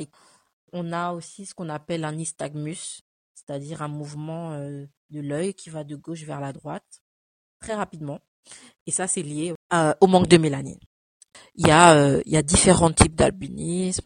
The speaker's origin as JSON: {"language": "French", "country": "France", "tie": "born or raised there", "also_born_or_lived": "Cameroon", "said": "je suis née au Cameroun et je suis arrivée en France à l'âge de 5 ans"}